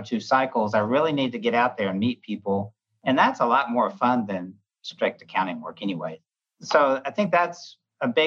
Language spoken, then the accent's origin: English; Atlanta, Georgia, United States; also born or lived in Birmingham, Alabama; I'm originally from Atlanta, Georgia